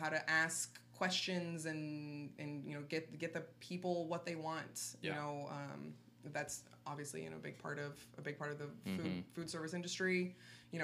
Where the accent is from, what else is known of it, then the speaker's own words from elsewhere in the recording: Boise, Idaho, United States; moved away as an adult; So I grew up in Boise, Idaho. I lived there until I was 21. Same house the whole time